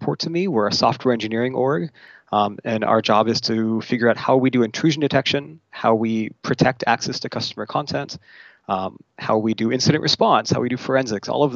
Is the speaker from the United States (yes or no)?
yes; California's Central Coast, United States; now in Seattle, United States; I grew up in California's Central Coast, so about an hour north of Santa Barbara